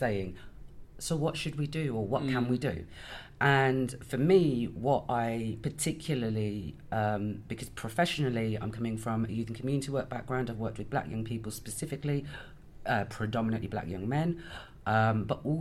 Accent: Birmingham, West Midlands, United Kingdom; now in Bristol, United Kingdom; I'm originally from Birmingham, but I live in Bristol.

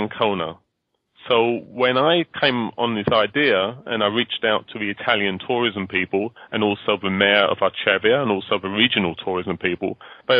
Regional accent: United Kingdom; moved away as an adult; also born or lived in New York, United States / London; I'm in London now. I actually moved back to London last year. I'm British to begin with, as you can probably hear, but I lived for 20 years in the world's greatest city of New York

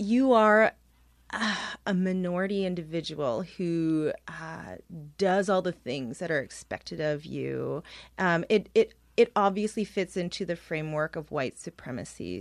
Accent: Toronto, Ontario, Canada; And I'm from here. I was born, uh, just down the street in downtown Toronto, and I grew up in Scarborough

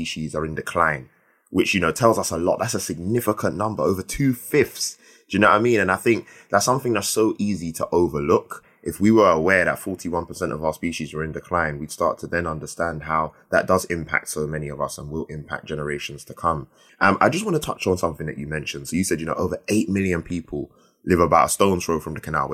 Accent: London, United Kingdom; who grew up in the city, you know, I'm from London, I'm from South London, Lewisham.

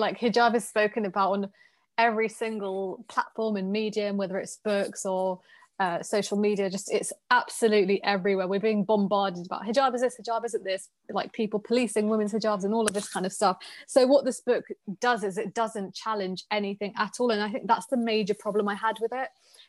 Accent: Pakistan; you have to listen to me because I'm a Pakistani woman.

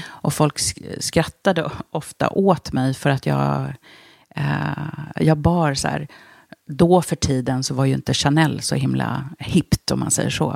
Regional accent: Stockholm, Stockholm County, Sweden; also born or lived in Budapest, Hungary; Jag är född i Budapest

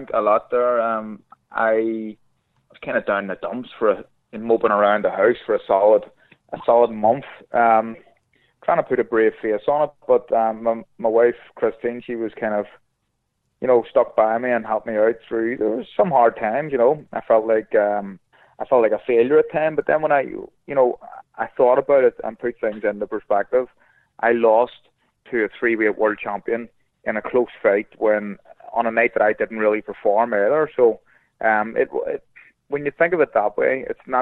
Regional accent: Belfast, Northern Ireland, United Kingdom; I love Belfast. It's my favourite city in the world. It's my hometown, and I love it

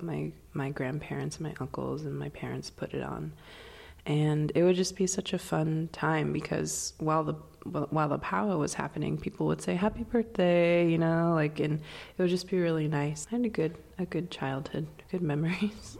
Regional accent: Swinomish Indian Tribal Community, Northwest Washington, United States; I'm from the Swinomish Indian Tribal Community in Northwest Washington

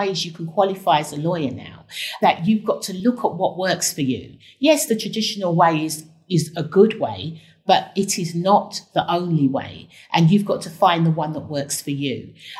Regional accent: London, United Kingdom; accent: Cockney; I also brought my Cockney accent, which really made a difference because they had not come across the lawyer with a Cockney accent who was a black woman who was from Tottenham.

